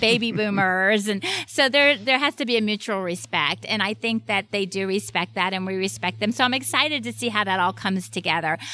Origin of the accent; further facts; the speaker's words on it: Miami, Florida, United States; moved away; I grew up in Miami, uh, with a single mom